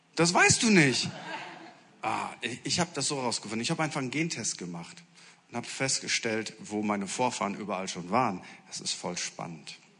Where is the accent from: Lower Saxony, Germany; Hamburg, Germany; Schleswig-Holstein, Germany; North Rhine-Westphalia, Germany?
Lower Saxony, Germany; Friesland; ich komme aus Norddeutschland, aus aus Friesland